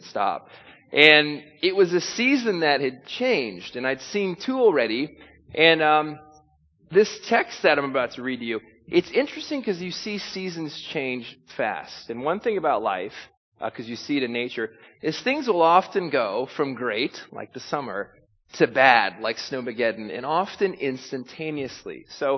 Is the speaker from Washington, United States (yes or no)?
no; California, United States; now in New York, United States; anytime I came to New York, I'd get mixed reactions when I said I came from Southern California.